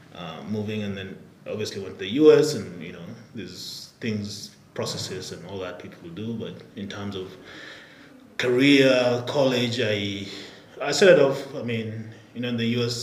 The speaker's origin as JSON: {"language": "English", "region": "Nairobi", "country": "Kenya", "tie": "born or raised there", "also_born_or_lived": "Albuquerque, New Mexico, United States", "moved": "as an adult", "said": "Born and raised here in Nairobi. Went to government schools."}